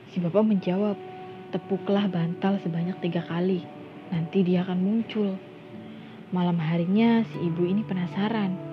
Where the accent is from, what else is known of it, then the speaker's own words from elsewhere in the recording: Indramayu, West Java, Indonesia; Uh, teman-teman, aku sendiri asli dari Indramayu. Ya, Indramayu dan Cirebon itu sangat dekat lah ya.